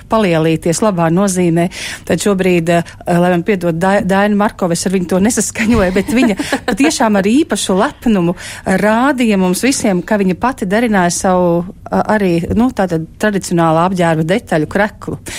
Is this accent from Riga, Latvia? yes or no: no; Ventspils, Kurzeme, Latvia; jo es esmu Ventspilniece, un es tiešām ar lielu lepnumu nesāju savu tērpu.